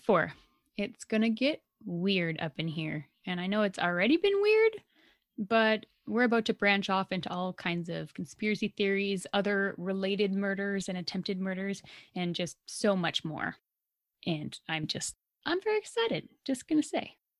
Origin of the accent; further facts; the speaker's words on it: Alberta, Canada; we are so Canadian and Albertan